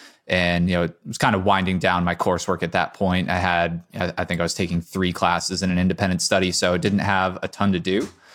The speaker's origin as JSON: {"language": "English", "region": "Connecticut", "country": "United States", "tie": "born or raised there", "lives_now": "Boston, United States", "said": "So I grew up in Connecticut."}